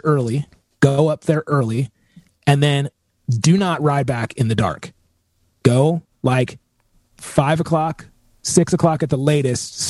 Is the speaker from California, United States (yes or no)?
yes; Southern California, United States; I'm born and raised in California. I mean, I'm born and raised in like Southern California